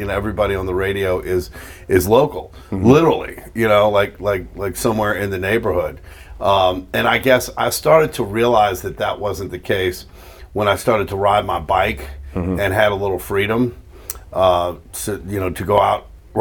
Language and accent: English; New Orleans, Louisiana, United States; I grew up on Barona Napoleon, uptown. Lived in New Orleans my whole life